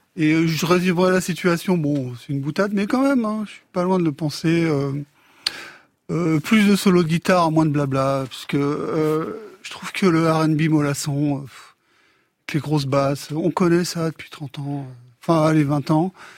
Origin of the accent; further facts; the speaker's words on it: Afghanistan; je viens d'Afghanistan